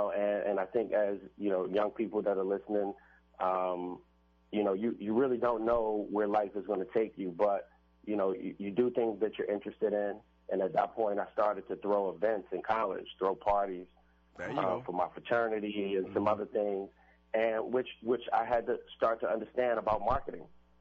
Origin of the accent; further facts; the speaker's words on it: Washington, District of Columbia, United States; So for me, originally I'm from Washington, D.C. {S13} Mm-hmm. {S12} I grew up in Northeast D.C. In a place called Lansing Terrace.